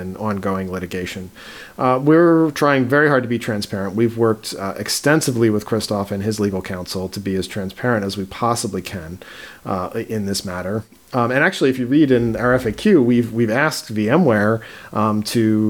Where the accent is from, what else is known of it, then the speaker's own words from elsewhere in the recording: East Coast, United States; I'm from the East Coast